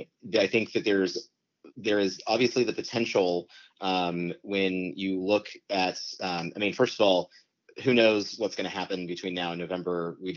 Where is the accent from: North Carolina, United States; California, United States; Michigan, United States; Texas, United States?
Texas, United States; I'm from Texas.